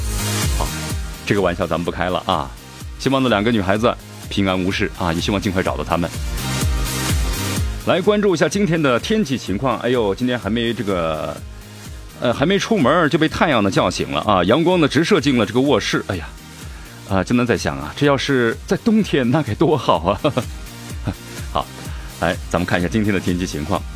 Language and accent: Chinese; Sichuan, China; accent: Sichuan dialect; 不知道他是不懂呢，还是咱们四川话是在装怪。